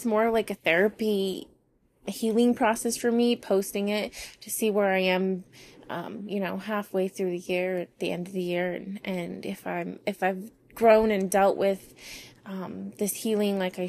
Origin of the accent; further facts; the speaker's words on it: Las Vegas, Nevada, United States; moved away; I'm from Vegas